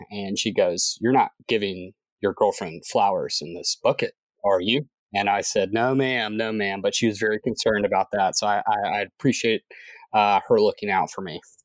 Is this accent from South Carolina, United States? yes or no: yes; Columbia, South Carolina, United States; now in Charleston, United States; I grew up in Columbia, South Carolina